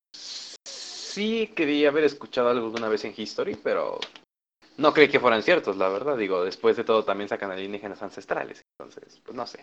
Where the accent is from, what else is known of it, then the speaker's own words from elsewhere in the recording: Michoacán, Mexico; yo soy de Michoacán